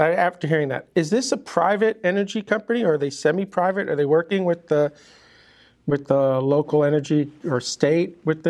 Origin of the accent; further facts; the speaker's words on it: Long Island, New York, United States; moved away as an adult; also born or lived in Miami; I grew up on I call it the Island of Long, and moved down to Miami in 90.